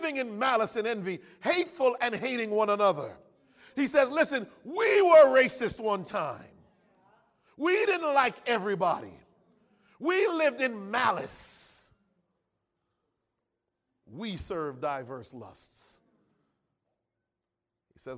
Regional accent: California, United States; I was born and raised in America

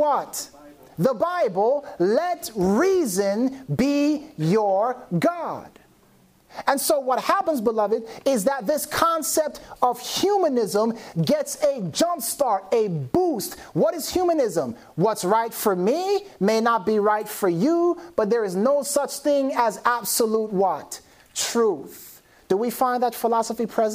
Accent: Jamaica; I'm Jamaican

